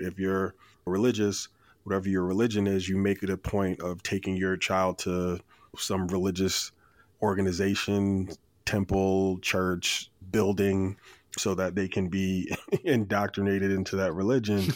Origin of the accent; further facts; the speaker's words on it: Plainfield, New Jersey, United States; I grew up in Plainfield, New Jersey